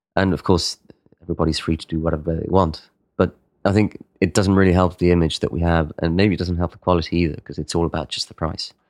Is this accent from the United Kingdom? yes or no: no; Spain; in Spain, we're much more chaotic